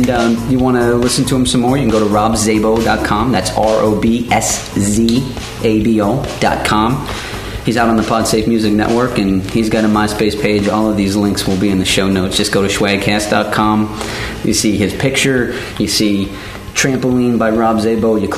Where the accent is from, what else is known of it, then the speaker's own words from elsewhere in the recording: Pittsburgh, Pennsylvania, United States; I told him I was Steelers because I'm from Pittsburgh